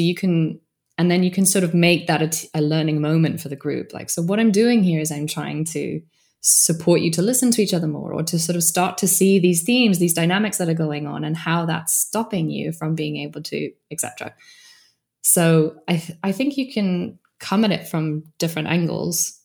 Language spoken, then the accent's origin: English; United Kingdom; I'm British